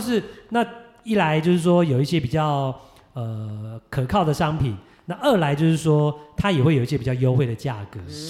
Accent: Kinmen County, Taiwan; 我金门人

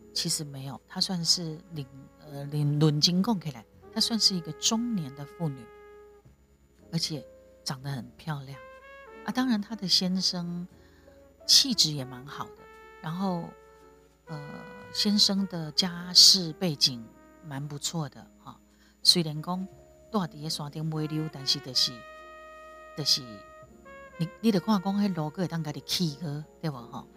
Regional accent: Taiwan; 我是台湾人的角度分享我的所见所闻

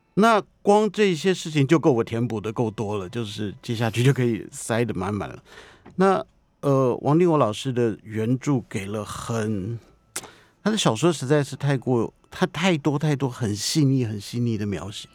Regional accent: Taipei, Taiwan; 我的老家附近的场景

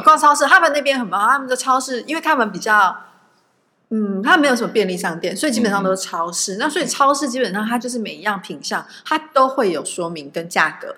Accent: Taiwan; moved away; 因为我们从台湾来的嘛

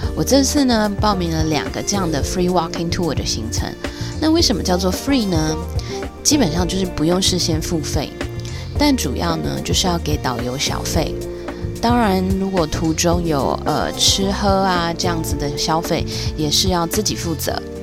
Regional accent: Taiwan; 我来自台湾

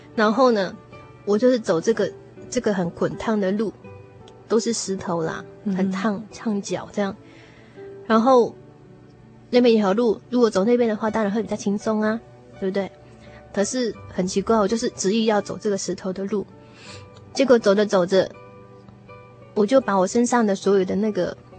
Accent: Taiwan; 我小时候在眷村长大

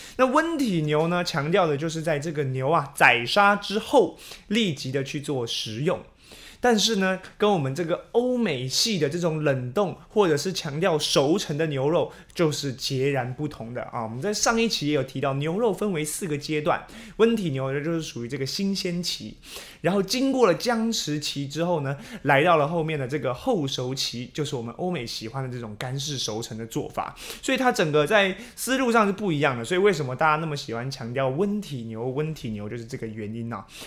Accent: Taiwan; 我们台湾人

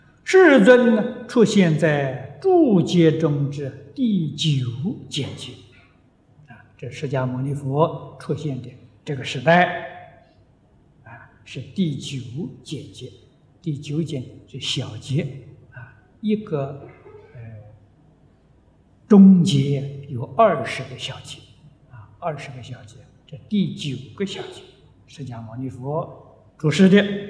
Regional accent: China; 歌利翻成中国的意思就是。很残忍的，很粗暴的，我们中国人讲暴君的

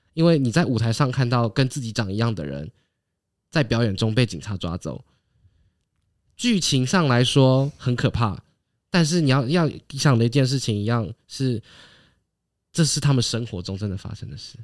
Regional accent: Taiwan; 我们在台湾

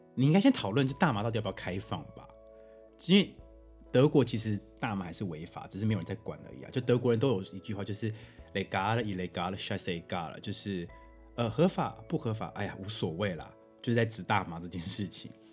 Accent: Taiwan; moved away as an adult; now in Germany; 我在台湾已经习惯了

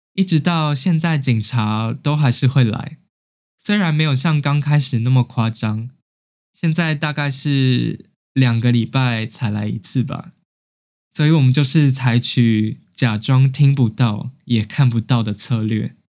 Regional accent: Taiwan; now in Japan; 我还一度觉得很崩溃，很想赶快回台湾。

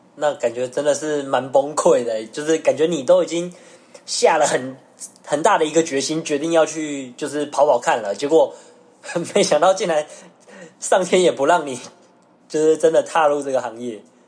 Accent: Taiwan; 我们一般台湾人

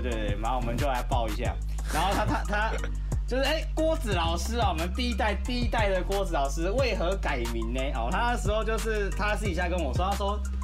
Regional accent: Kaohsiung, Taiwan; 我是高雄人

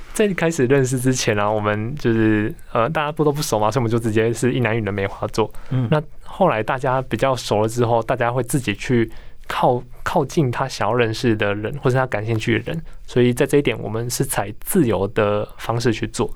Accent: Tainan, Taiwan; 因为我是台南人

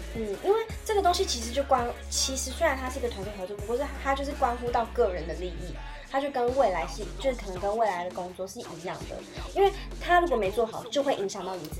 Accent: Tainan, Taiwan; moved away as an adult; 像我是从台南来的

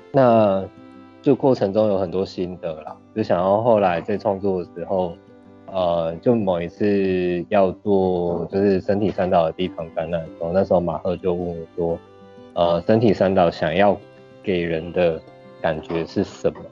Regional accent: Tainan, Taiwan; 应该说打从出生到研究所都在台南

